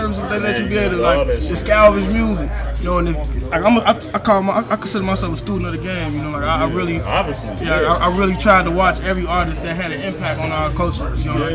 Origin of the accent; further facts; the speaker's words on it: Chicago, Illinois, United States; from the West Side of Chicago